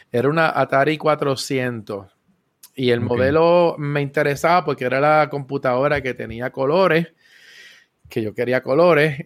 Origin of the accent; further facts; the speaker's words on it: San Juan, Puerto Rico; also born or lived in Río Piedras / Carolina / Trujillo Alto; Y nací en, Río Piedras, o sea que yo soy del área metro y todo el tiempo me he criado en la zona de Cupey